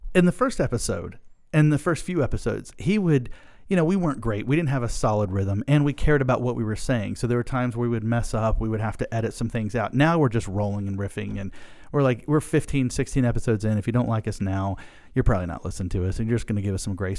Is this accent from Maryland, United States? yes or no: yes; Pasadena, Maryland, United States; we're from Pasadena